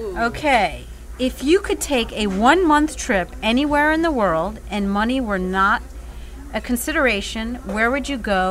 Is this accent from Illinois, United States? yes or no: no; New Orleans, Louisiana, United States; Well, being from here, growing up here